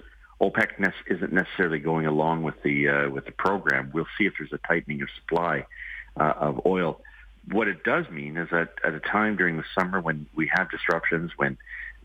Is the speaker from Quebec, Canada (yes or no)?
no; Ontario, Canada; I'm from Ontario